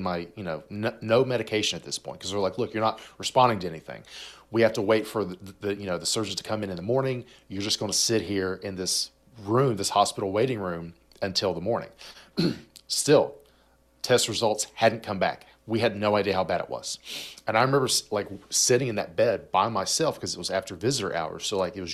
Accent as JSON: {"language": "English", "country": "United States", "said": "being an American"}